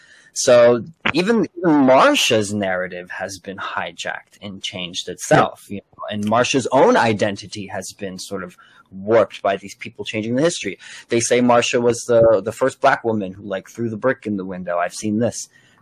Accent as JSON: {"language": "English", "town": "Elizabeth", "region": "New Jersey", "country": "United States", "said": "I am also from Elizabeth, New Jersey."}